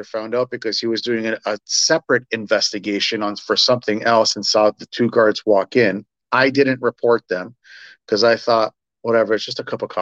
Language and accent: English; Toronto, Ontario, Canada; moved away as an adult; I was born and raised in Toronto